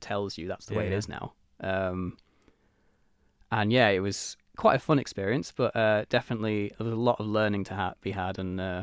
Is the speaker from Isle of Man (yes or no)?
yes; Isle of Man; I was born on the Isle of Man. I was raised in Mackled. I went to Albert Road, which was in Ramsey at the time.